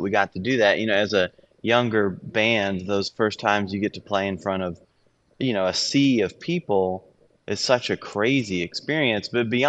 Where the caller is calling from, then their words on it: Antwerp, Flanders, Belgium; I'm in Belgium, Antwerp.